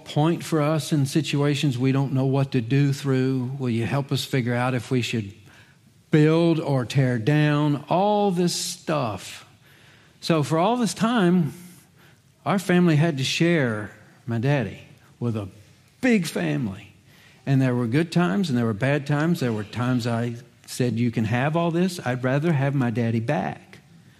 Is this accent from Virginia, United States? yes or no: yes; Virginia, United States; moved away as an adult; also born or lived in Charlotte, North Carolina; I was 8, that's the age of our youngest, when Dad received a call to ministry in Virginia